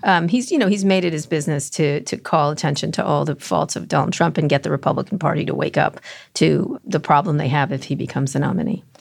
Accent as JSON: {"language": "English", "region": "New Jersey", "country": "United States", "said": "I'm also from New Jersey"}